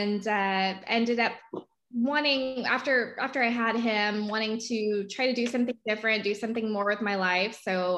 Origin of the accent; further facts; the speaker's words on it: Dallas, Texas, United States; also born or lived in Waco; now in Houston, United States; I'm originally from Dallas. I lived in Houston prior to moving to Waco and then came back.